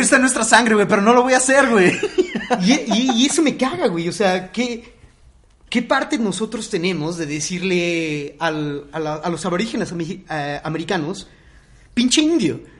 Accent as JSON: {"language": "Spanish", "country": "Mexico", "said": "¿Qué nos define como mexicanos?"}